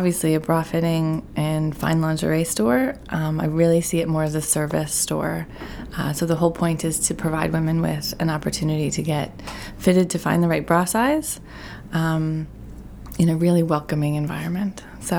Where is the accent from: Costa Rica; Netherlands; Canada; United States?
Canada; Newfoundland and Labrador; So it's pretty remote. It's the most eastern point in Canada.